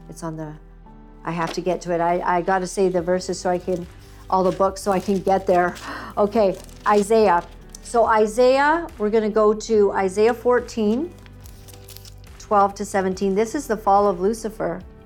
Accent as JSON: {"language": "English", "country": "Canada", "said": "I'm a Canadian girl"}